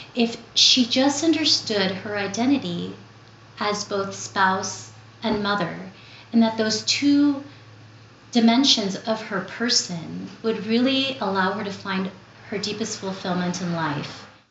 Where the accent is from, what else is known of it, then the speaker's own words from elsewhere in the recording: Los Angeles, California, United States; also born or lived in Philippines; I grew up here in Southern California. I was born in the Philippines and came here to Los Angeles when I was seven. So, I was essentially raised here in the City of the Angels